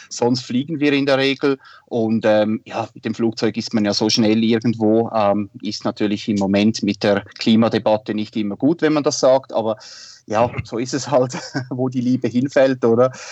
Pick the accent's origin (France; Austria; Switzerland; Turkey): Switzerland; Winterthur, Zurich; aufgewachsen und äh, ja, groß geworden bin ich in Winterthur. Das ist eine Stadt in der Nähe von Zürich. Wie man äh, gut hören kann, ich bin Waschechter Schweizer.